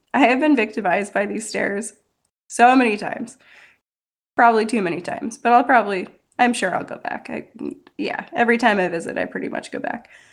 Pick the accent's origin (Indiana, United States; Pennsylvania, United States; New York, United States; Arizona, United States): New York, United States; Buffalo; moved away as an adult; now in Virginia Beach, United States; I'm originally from the Buffalo Niagara Falls area of New York, but I've been living in Virginia Beach for five years now